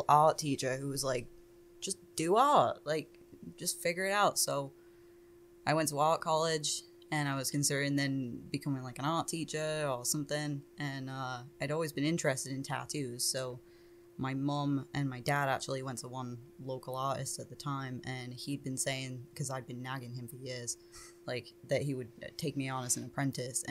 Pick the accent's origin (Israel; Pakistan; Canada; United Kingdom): United Kingdom; England; moved away; I'm obviously from England.